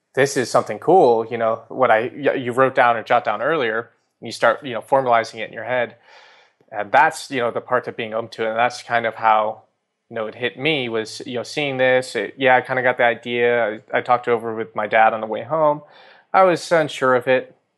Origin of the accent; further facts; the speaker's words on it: California, United States; also born or lived in New York; California, uh, where I grew up and spent most of my time